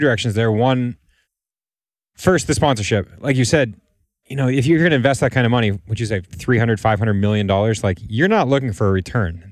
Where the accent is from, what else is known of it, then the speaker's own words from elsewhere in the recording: United States; As an American, as a fan of this sport, as an American fan of this sport